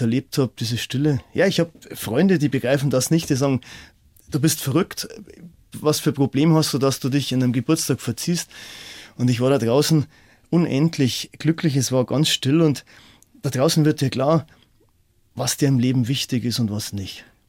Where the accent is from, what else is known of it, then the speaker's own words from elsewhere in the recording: Dachau, Bavaria, Germany; ich komme aus Dachau